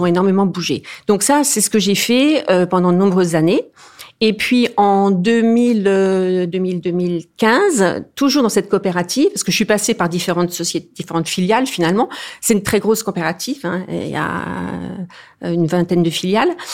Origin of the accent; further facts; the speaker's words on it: eastern France, France; je suis originaire de l'est de la France